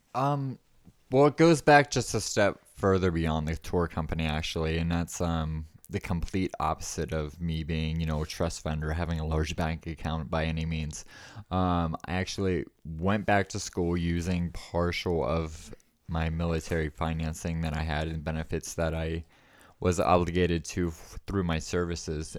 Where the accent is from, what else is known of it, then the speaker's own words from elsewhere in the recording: East Coast, United States; moved away as an adult; now in Bisbee, United States; I was born and raised on the East Coast